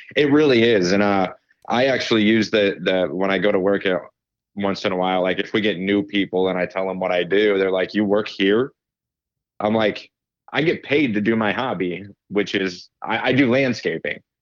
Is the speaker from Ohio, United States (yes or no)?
yes; Ohio, United States; also born or lived in Pittsburgh; I'm from Ohio